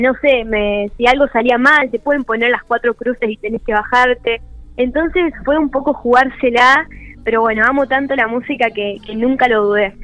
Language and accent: Spanish; Parera, La Pampa, Argentina; mi pueblo Parera